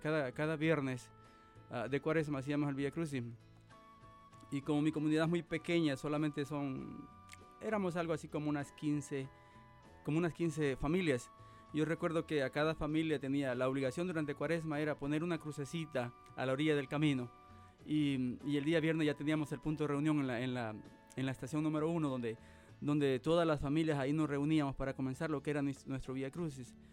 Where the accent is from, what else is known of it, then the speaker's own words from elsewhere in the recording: Cabañas, El Salvador; now in Nebraska, United States; yo soy originario de El Salvador. soy del departamento de Cabañas, mis ciudades y Lo Vasco. Y soy de, una pequeña comunidad llamada Lomas de Peña. pues allá, allá crecí